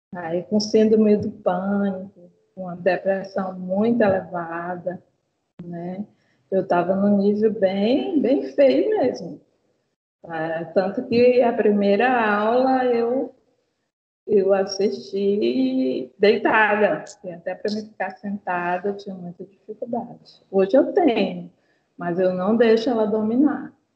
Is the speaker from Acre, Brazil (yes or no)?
yes; Rio Branco, Acre, Brazil; eu sou de Rio Branco, Acre